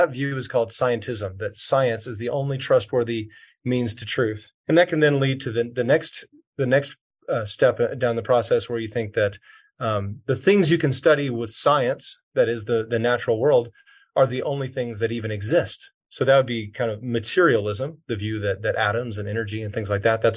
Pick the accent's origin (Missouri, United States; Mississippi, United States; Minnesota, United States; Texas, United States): Texas, United States; I grew up here in Texas